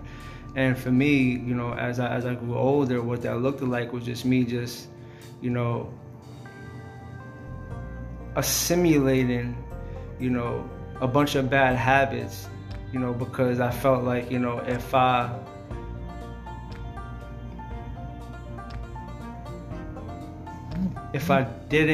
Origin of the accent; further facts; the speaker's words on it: Wyandanch, New York, United States; I grew up in Wyandance, Long Island